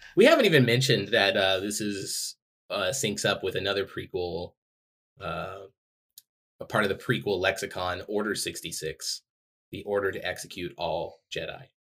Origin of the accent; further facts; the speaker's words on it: Texas, United States; I'm from Texas